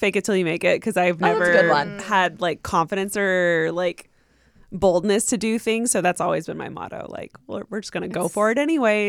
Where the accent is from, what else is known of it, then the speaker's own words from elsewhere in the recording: Los Angeles, California, United States; I'm from here.